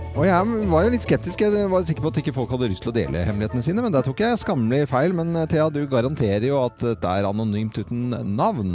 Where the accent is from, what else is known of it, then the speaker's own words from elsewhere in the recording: Oslo, Norway; i nabolaget der jeg vokste opp, der på Munkerud, eh, Nordstrand